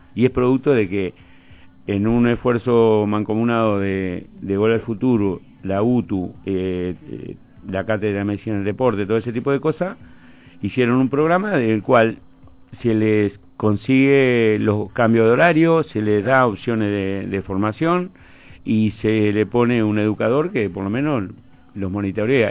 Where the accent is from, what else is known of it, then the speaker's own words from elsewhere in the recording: Villa Soriano, Soriano, Uruguay; moved away; also born or lived in Fray Bentos / Montevideo; nací en el campo. Y sí, me crié en Villasoriano